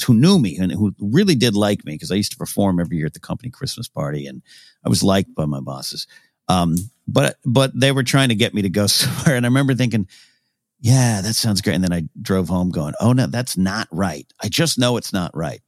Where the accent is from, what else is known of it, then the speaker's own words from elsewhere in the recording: Arroyo Grande, California, United States; moved away as an adult; also born or lived in Los Angeles; my hometown